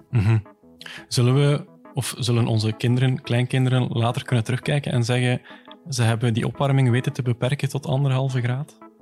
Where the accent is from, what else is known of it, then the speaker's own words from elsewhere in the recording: Flanders, Belgium; als Vlaming